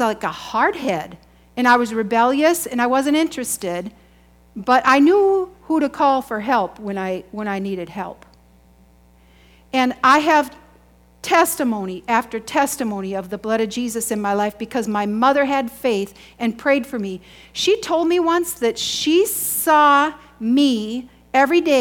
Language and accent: English; United States; I grew up in Chippewa